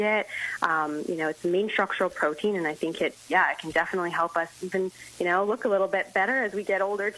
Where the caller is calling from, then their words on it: Toronto, Ontario, Canada; I'm actually in Toronto, Ontario.